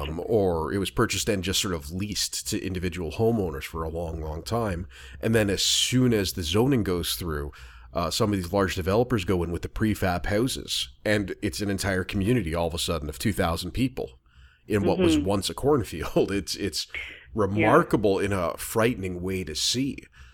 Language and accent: English; Oakville, Ontario, Canada; now in Hamilton, Canada; I live in Hamilton and I'm from Oakville.